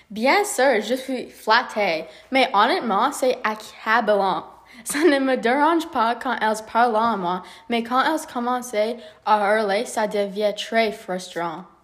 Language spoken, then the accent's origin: French; Stratford, Ontario, Canada; also born or lived in London, Ontario; Oui, je suis né le 1er mars 1994 dans London, Ontario. Je suis né à l'hôpital de Saint Joseph's et j'ai grandi dans Stratford, Ontario.